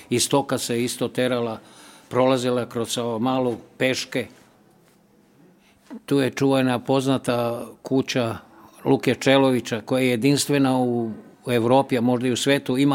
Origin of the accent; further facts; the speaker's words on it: Belgrade, Serbia; Ja sam u Mali rođen i volim Seomalu zato što tu jedino u Beogradu kruži pozitivna energija, zato što se spaja sa dve reke, Dunav i Sava.